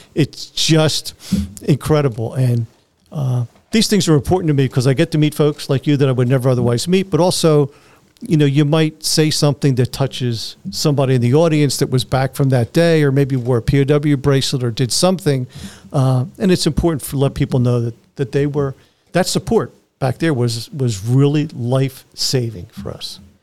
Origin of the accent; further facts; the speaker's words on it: Philadelphia, Pennsylvania, United States; I grew up in Philly, so I was used to heat and humidity